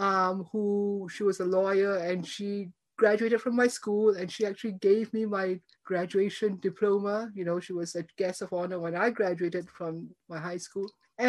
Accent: Singapore; moved away as an adult; also born or lived in Cambridge / Michigan; I grew up in Singapore. My family was, you know, originally from China, but we had been there in Singapore and Malaysia for four generations. So I'm actually a very old Singaporean.

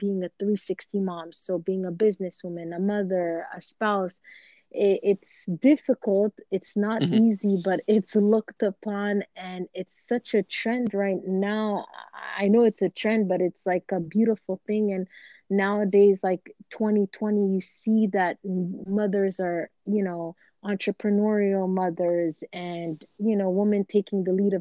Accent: Canada; we are from Canada

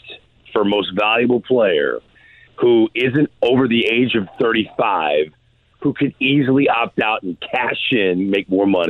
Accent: St. Louis, Missouri, United States; a St. Louisan who grew up loving the Cardinals

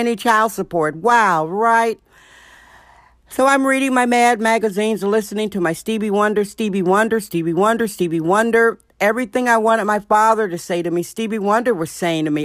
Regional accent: Milwaukee, Wisconsin, United States; a young, fatherless black girl growing up in Milwaukee, Wisconsin

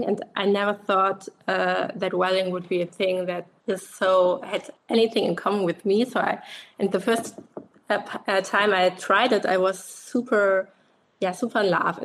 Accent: Germany; I'm from Germany.

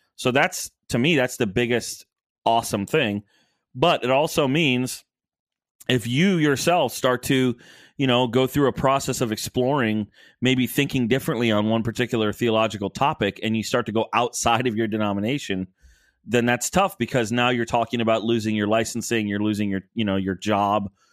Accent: Rockford, Illinois, United States; moved away; also born or lived in Orlando; I was born in Rockford

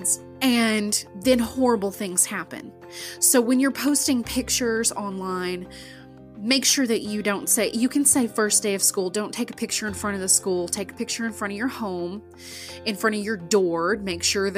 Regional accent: Ada, Oklahoma, United States; I'm homegrown from Ada, Oklahoma

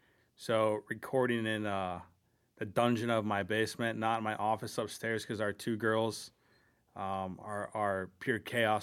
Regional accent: Mason City, Iowa, United States; that's kind of what drove us to move back to both where we're from. We're actually both from Mason City. I tricked her into liking me in high school

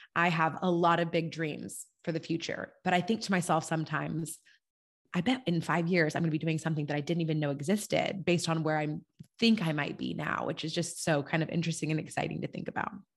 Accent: California, United States; moved away as an adult; also born or lived in Germany / Kentucky; I was a Californian living in Europe

